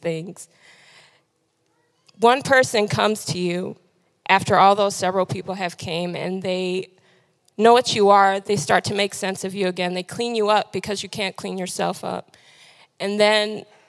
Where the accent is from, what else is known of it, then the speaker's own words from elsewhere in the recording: Detroit, Michigan, United States; now in Lansing, United States; I am from Detroit